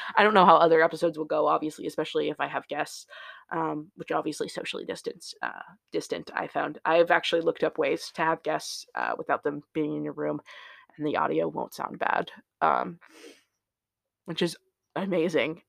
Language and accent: English; Indiana, United States; now in Seattle, United States; I was born in Indiana